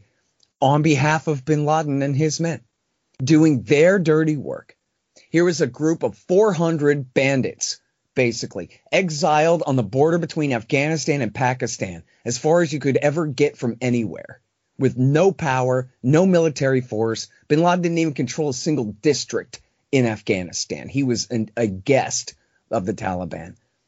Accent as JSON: {"language": "English", "region": "Texas", "country": "United States", "said": "I'm from Texas. I'm an American."}